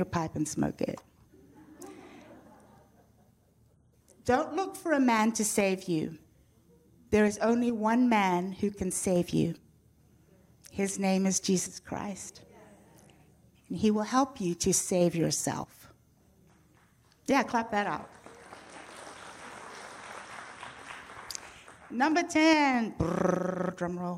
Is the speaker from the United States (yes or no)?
no; Zimbabwe; accent: British; moved away; I'm already from a country named, well, it was named Rhodesia